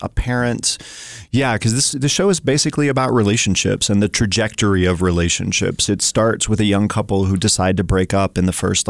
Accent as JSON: {"language": "English", "region": "Tennessee", "country": "United States", "tie": "born or raised there", "also_born_or_lived": "Colorado / Louisville, Kentucky / New York / North Carolina", "moved": "yes", "lives_now": "Missoula, United States", "said": "I moved here from Louisville, Kentucky. Before that, I spent some time in New York, but I've lived in North Carolina. I grew up in Tennessee, born in Colorado."}